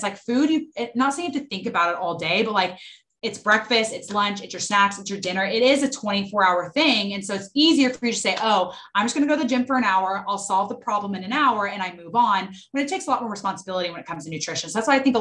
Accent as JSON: {"language": "English", "town": "Dallas", "region": "Texas", "country": "United States", "tie": "born or raised there", "said": "I'm from Dallas, Texas, born and raised"}